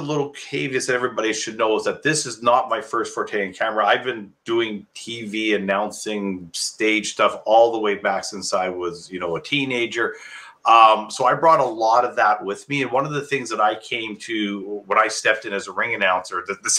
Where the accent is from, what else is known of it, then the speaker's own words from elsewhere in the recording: Calgary, Alberta, Canada; I'm from Calgary, so, you know, I grew up watching Stampede.